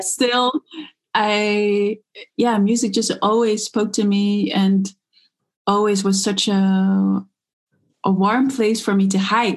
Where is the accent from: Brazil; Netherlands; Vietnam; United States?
Netherlands; I grew up in the Netherlands. My father's South African, my mom is Dutch